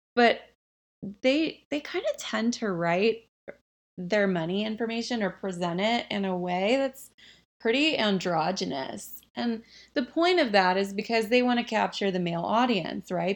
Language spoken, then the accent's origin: English; the South, United States; I grew up in the South